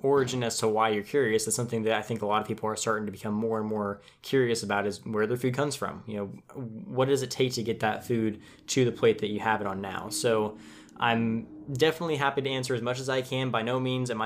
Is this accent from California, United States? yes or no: yes; Tulare, California, United States; I'm from California